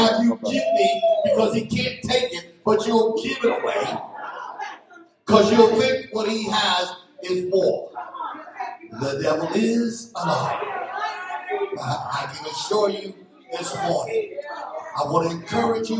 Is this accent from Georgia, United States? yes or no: no; Philadelphia, Pennsylvania, United States; I'm from Philadelphia